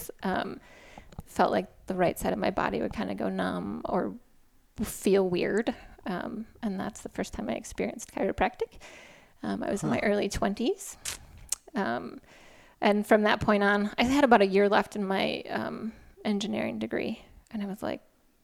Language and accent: English; Madison, Wisconsin, United States; I'm from Madison, Wisconsin